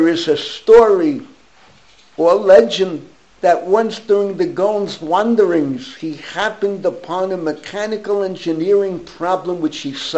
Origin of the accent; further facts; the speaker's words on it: New York City, New York, United States; When I was growing up in the Bronx